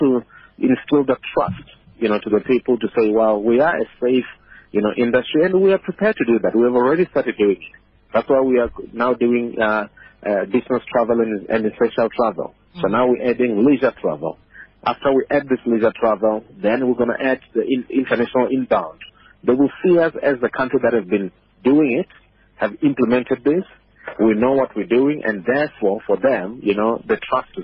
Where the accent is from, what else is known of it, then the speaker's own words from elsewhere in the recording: Limpopo, South Africa; I'm from Limpopo